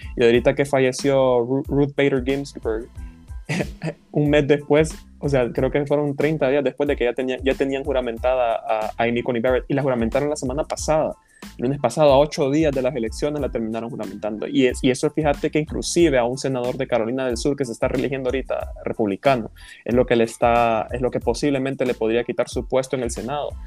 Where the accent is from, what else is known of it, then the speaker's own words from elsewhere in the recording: Honduras; somos nosotros los hondureños